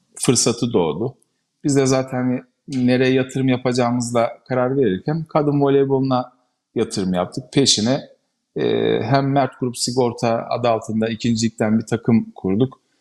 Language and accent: Turkish; Ankara, Turkey; biz e, Ankara'dan